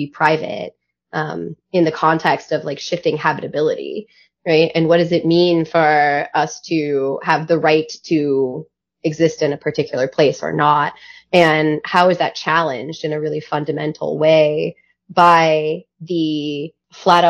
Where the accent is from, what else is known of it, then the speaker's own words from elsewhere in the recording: California, United States; I'm from California